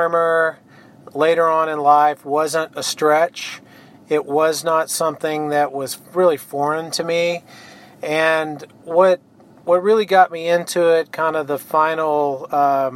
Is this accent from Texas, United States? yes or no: yes; Longview, Texas, United States; also born or lived in Cypress, Texas / Sealy, Texas; now in Brenham, United States; I grew up in Longview, Texas, so a small town in East Texas.